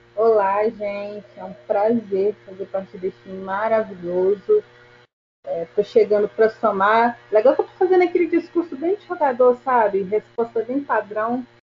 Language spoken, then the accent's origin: Portuguese; Minas Gerais, Brazil; sou de Minas Gerais.